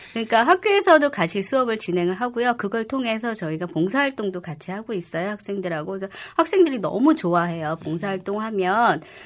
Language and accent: Korean; Seoul, South Korea; 제가 은평구에서 태어났어요. 음. 예, 그래서 40년 이상 은평구에서 태어났고 내 지역에서